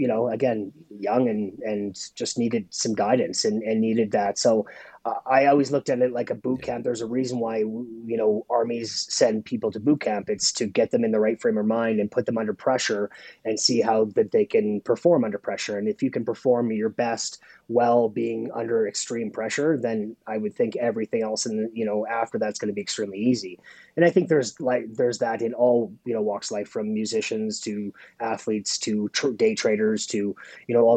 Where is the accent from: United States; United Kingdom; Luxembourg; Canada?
Canada; Saskatoon, Saskatchewan; being a Canadian chef